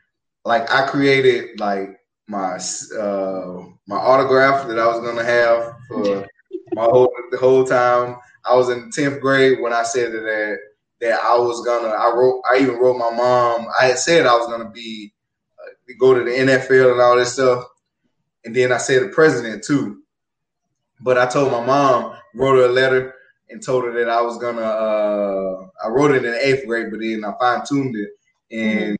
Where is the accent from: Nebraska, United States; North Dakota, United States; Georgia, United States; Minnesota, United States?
Georgia, United States; moved away; my hometown, Georgia